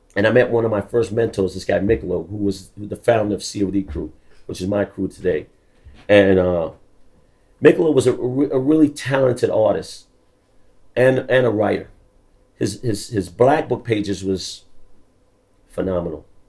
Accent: New York City, New York, United States; also born or lived in London, United Kingdom; I'm from the Bronx. I really I grew up in the Bronx, but I wasn't born in the Bronx. I was actually born in London, in the UK

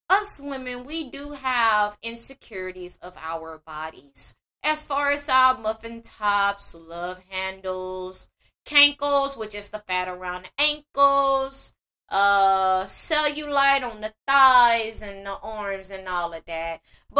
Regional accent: Mississippi, United States; And I'm 34 and I'm from Mississippi.

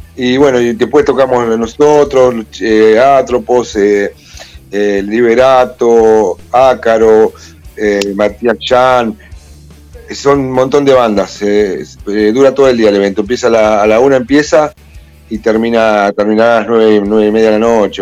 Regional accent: General Madariaga, Buenos Aires Province, Argentina; somos de Madariaga

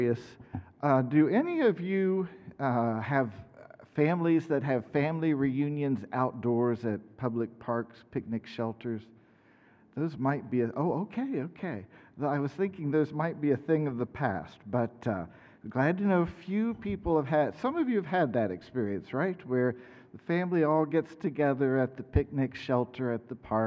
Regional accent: Middletown, Ohio, United States; moved away as an adult; also born or lived in Kansas; I grew up in Middletown, Ohio, a long way south from here

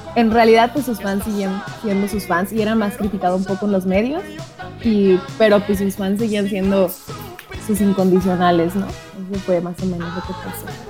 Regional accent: Guadalajara, Jalisco, Mexico; now in Argentina; de México, de Guadalajara específicamente, el lugar más mexicano que se pueda ver.

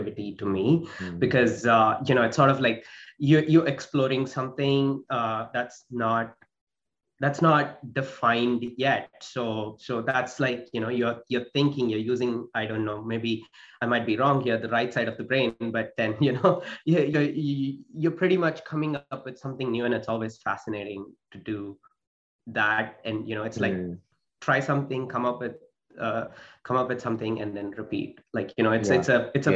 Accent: southern India, India; moved away as an adult; also born or lived in United States / Sri Lanka / Australia; now in Canada; I was born and raised in India. So being mostly, you know, in the southern side of India, grew up there.

